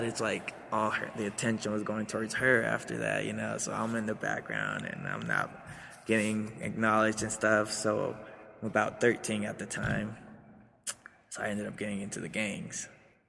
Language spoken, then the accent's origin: English; Aurora, Colorado, United States; also born or lived in Mexico / Atlanta, Georgia; So we had to make a move over to Denver. Moved over to Aurora first, and we stayed with some aunties.